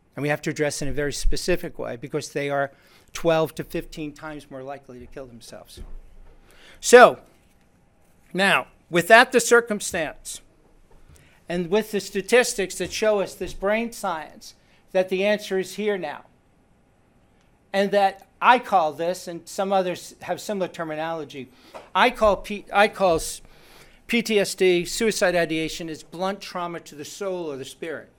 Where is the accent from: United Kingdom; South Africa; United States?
United States; New York; I'm Jewish. Growing up in New York